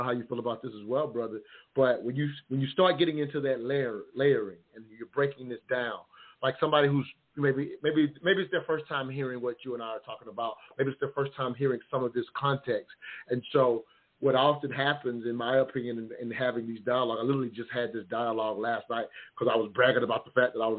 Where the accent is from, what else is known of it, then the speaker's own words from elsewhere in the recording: the South, United States; I'm from the South